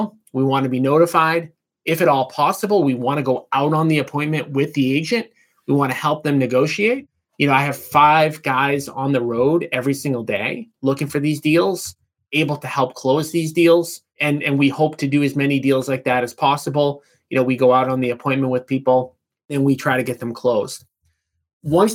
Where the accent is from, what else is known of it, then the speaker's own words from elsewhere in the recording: Boston, Massachusetts, United States; I grew up right outside of Boston